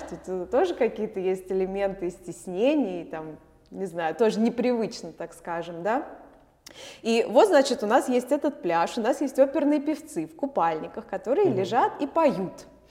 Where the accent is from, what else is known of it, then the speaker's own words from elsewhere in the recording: Moscow, Russia; moved away as an adult; now in Vilnius, Lithuania; я родилась в Москве, в Москве я училась